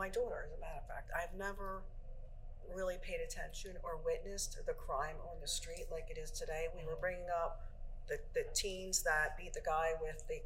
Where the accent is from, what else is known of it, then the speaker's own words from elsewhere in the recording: Philadelphia, Pennsylvania, United States; also born or lived in Germantown, Philadelphia; I'm from Feltonville